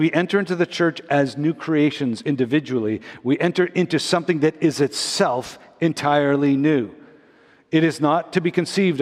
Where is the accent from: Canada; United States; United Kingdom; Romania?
Canada; Montreal, Quebec; moved away as an adult; also born or lived in Toronto; growing up in Montreal